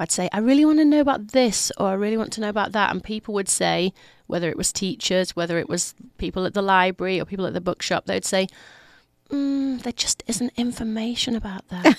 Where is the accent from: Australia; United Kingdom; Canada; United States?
United Kingdom; Leeds, Yorkshire and the Humber; I'm from Leeds, which is 200 miles north of London